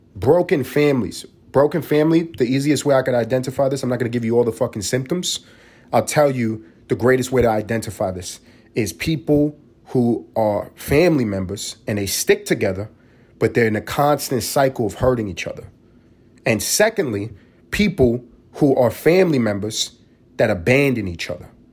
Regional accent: New York City, New York, United States; moved away as an adult; also born or lived in Los Angeles; now in Atlanta, United States; I grew up in East Harlem

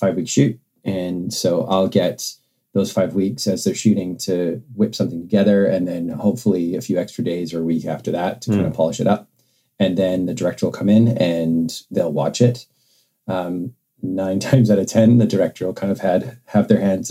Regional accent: Vancouver, British Columbia, Canada; now in United Kingdom; me growing up in Vancouver

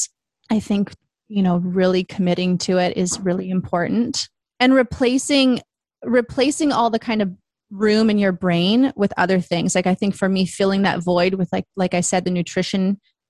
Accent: Vancouver, British Columbia, Canada; moved away as an adult; also born or lived in Toronto; Then I moved home from Toronto to Vancouver

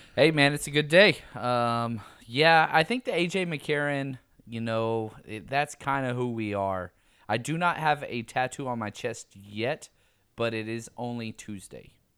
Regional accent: the South, United States; I'm from the South.

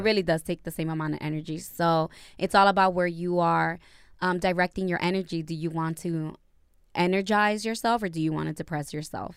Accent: Dominican Republic; first language Spanish; English is a second language; Spanish is my native tongue

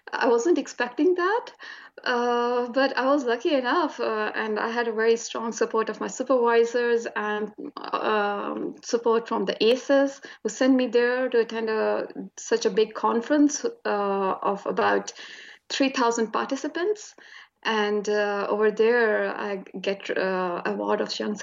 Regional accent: Attock, Punjab, Pakistan; moved away as an adult; also born or lived in Lahore, Pakistan; now in Tasmania, Australia; I'm originally from Pakistan. Basically, I belong to a small city which is situated in the north of Pakistan. So I had my early education from there. It's Attock.

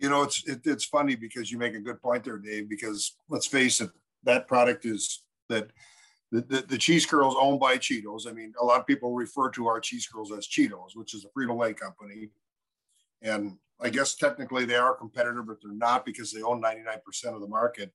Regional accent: Minnesota, United States; We're from both from Minnesota

